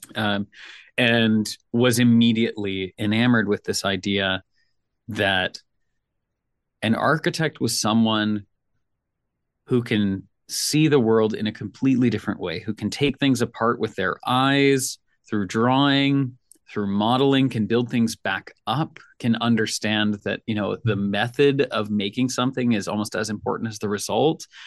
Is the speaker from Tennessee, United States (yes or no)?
yes; Nashville, Tennessee, United States; I'm from Nashville